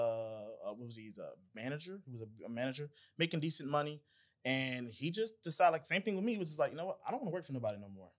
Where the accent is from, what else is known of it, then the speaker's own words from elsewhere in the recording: Atlanta, Georgia, United States; also born or lived in Decatur, Georgia; I'm from Atlanta, from Clayton County